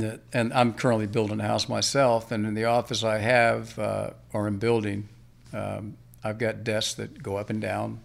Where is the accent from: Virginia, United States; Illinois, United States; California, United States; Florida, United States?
Virginia, United States; Alexandria; also born or lived in Blacksburg, Virginia; I was originally born and raised in Alexandria